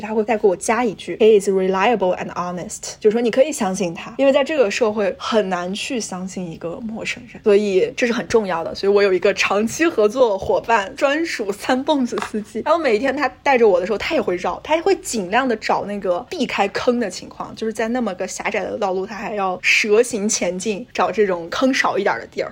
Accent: China; now in United States; 我们作为这个中国留学生群体来说

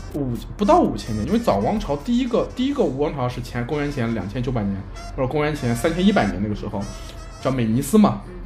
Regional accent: China; 就是我们中国人说的旱

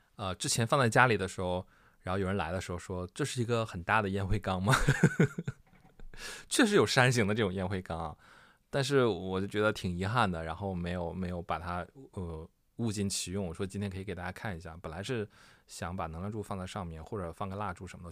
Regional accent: Northeast China, China; also born or lived in Liaoning; now in Beijing, China; 东北民谣我也不会，虽然我是东北人

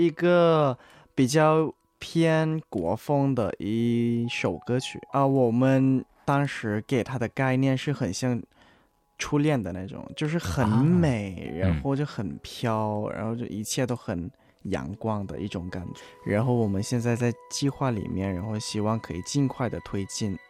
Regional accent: Thailand; 在我们泰国人之间就是特别火

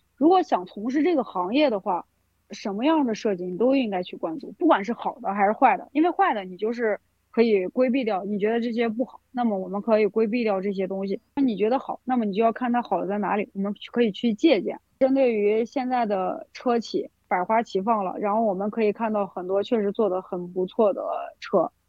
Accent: China; 它可能还要需要考虑一下我们中国人的审美。

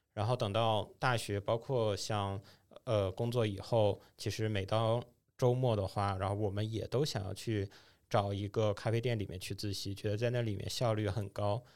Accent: Dalian, Liaoning, China; moved away; 因为我老家是大连的嘛

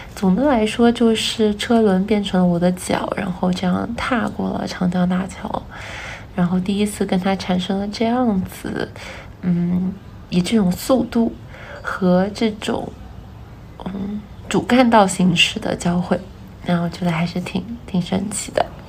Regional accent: Wuhan, Hubei, China; 我从小在武汉长大，然后小的时候，呃，其实我住武昌

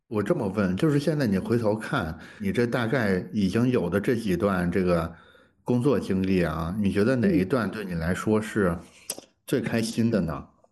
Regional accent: China; 我们中国人作为一个农耕民族

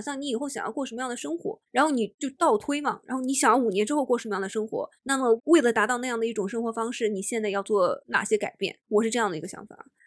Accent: China; 我们中国人或东亚人

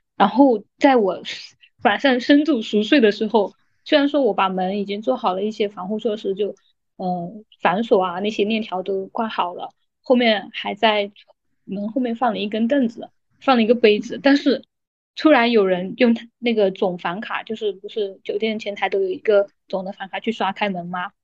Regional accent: Hunan, China; moved away as an adult; also born or lived in Guangdong; 我就去广东，因为我是湖南人，我就去广东上班嘛

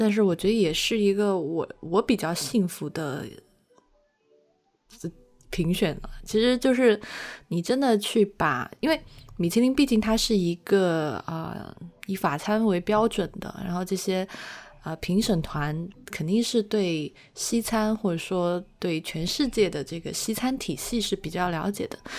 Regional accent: China; 就是我们中国人切片可能。就是厨师说特别讲究刀工

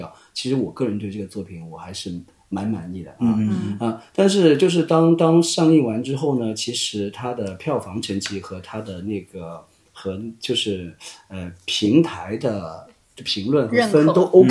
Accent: Nanning, Guangxi, China; 我是南宁的。

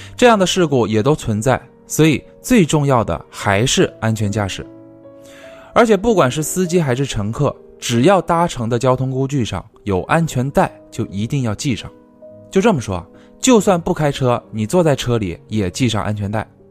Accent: the South, southern China, China; now in northern China; 我小时候在南方啊，我记得那边都是用那种大红桶去烧的

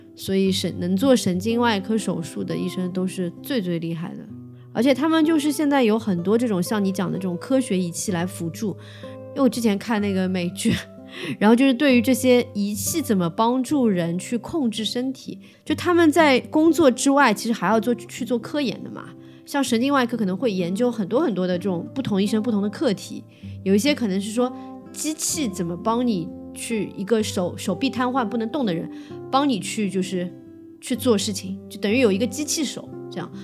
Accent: Shanghai, China; 同济口腔医院，在延长中路的这一家。因为以前我，我，我小时候就住在那里，然后这家医院就在我家对面

